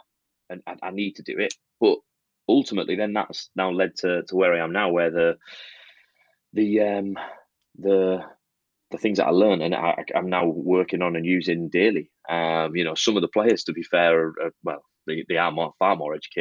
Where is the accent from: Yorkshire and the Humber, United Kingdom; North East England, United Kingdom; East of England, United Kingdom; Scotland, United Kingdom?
North East England, United Kingdom; Middlesbrough; I'm from Middlesbrough